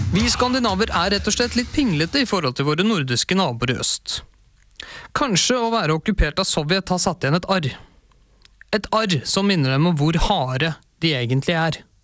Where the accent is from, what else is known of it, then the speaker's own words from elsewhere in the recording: Oslo, Norway; født og oppvokst på Oslos bedre side